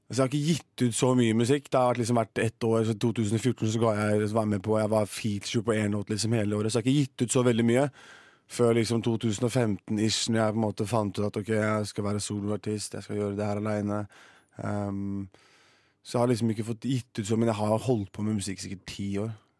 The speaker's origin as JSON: {"language": "Norwegian", "town": "Horten", "region": "Vestfold", "country": "Norway", "tie": "born or raised there", "moved": "as an adult", "lives_now": "Oslo, Norway", "said": "Jeg har bare vært og besøkt moren min hjemme i Horten"}